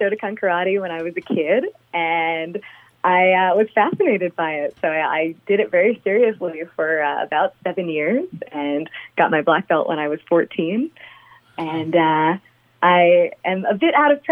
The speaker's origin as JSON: {"language": "English", "area": "Long Island", "region": "New York", "country": "United States", "tie": "born or raised there", "said": "I grew up on Long Island"}